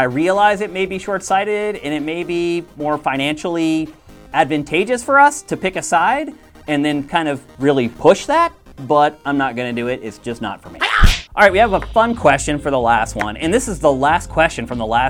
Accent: East Coast, United States; also born or lived in Carlisle, Pennsylvania; now in California, United States; I grew up on the East Coast, and that's where I went to punk and hardcore shows

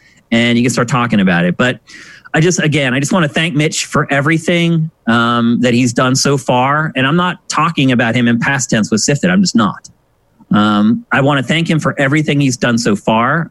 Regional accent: Pennsylvania, United States; moved away as an adult; also born or lived in San Francisco; now in Los Angeles, United States; I'm from Pennsylvania

